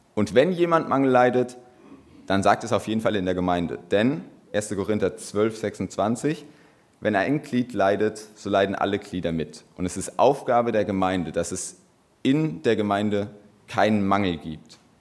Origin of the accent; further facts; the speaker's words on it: Böhl-Iggelheim, Rhineland-Palatinate, Germany; ich komme aus Böhl-Igelheim